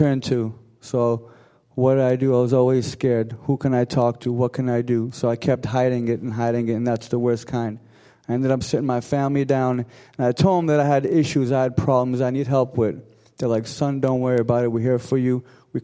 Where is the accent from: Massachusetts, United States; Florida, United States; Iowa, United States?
Massachusetts, United States; Arlington; I'm from Arlington, Mass. I grew up in an Armenian household